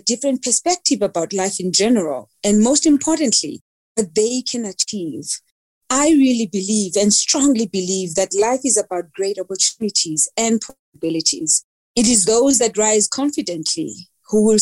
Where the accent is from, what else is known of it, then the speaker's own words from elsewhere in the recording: Mdantsane, Eastern Cape, South Africa; also born or lived in Keiskammahoek, Eastern Cape; I grew up in Mdanzane, which is a location or township in the Eastern Cape. And we later moved to the rural village of Kaiskamahook, which is known as Kuqoboqobo in the Eastern Cape.